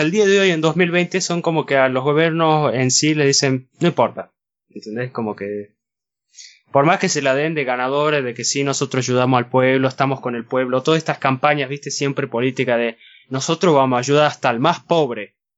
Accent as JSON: {"language": "Spanish", "country": "Argentina", "said": "vivir acá en Argentina"}